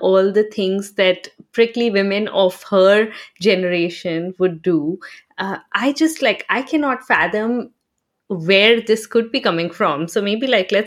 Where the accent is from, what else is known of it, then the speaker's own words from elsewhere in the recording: Bihar, India; moved away; I'm from Bihar, right? So I still have family there.